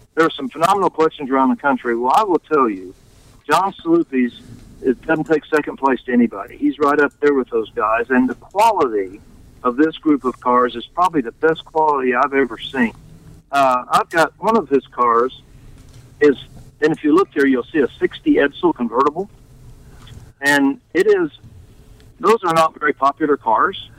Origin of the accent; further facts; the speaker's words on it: Tulsa, Oklahoma, United States; I'm from Tulsa